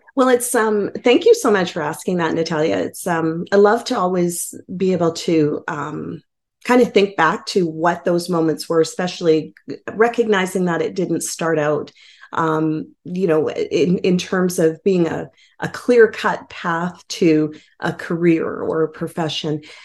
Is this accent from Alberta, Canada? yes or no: yes; Edmonton, Alberta, Canada; I uh, call myself a newcomer of over 40 years to Edmonton